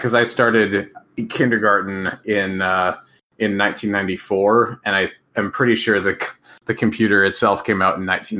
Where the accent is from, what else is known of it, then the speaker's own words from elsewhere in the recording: Minnesota, United States; I grew up in Minnesota